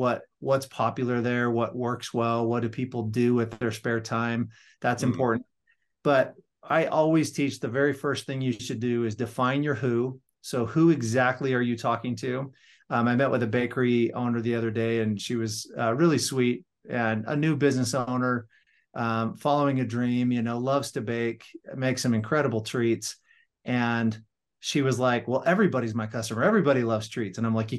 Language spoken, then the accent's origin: English; Las Vegas, Nevada, United States; now in North Ogden, United States; I'm originally from Las Vegas, Nevada. I live in northern Utah now, in a little town called North Ogden.